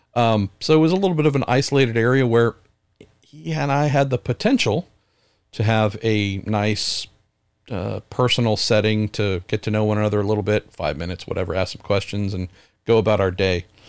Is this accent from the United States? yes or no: yes; United States; I'm an American